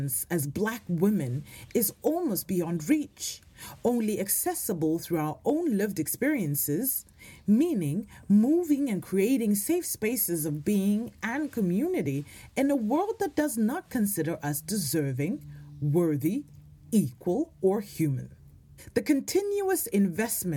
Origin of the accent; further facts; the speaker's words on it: South Africa; now in Norway; As a South African